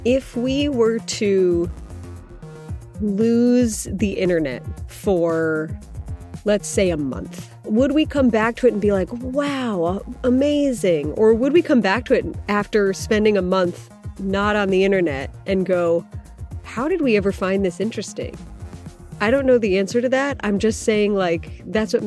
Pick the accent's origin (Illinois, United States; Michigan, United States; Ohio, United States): Ohio, United States; I'm from Ohio. I grew up there